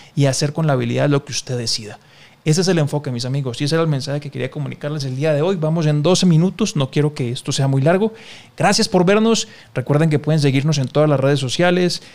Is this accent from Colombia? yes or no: yes; Colombia; yo soy colombiano